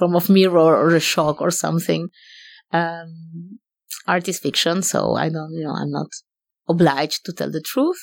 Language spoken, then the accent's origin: English; Argentina; moved away; also born or lived in Paris; I grew up in Argentina.